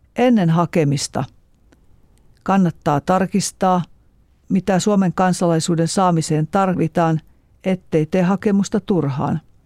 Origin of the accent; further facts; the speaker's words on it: Eastern Finland, Finland; Minä olen kotoisin Itä-Suomesta.